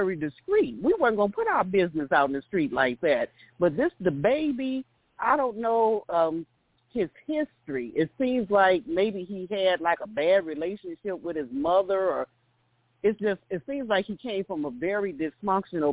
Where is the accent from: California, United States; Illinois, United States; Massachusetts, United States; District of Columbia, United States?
Illinois, United States; Chicago; I'm from Chicago